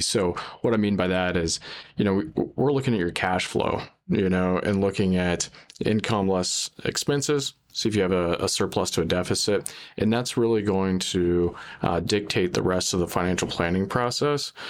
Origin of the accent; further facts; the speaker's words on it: Springfield, Ohio, United States; come back to my hometown of Springfield